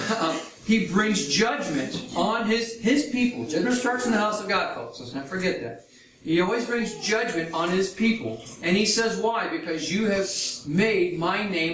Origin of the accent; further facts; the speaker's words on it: United States; I'm from the United States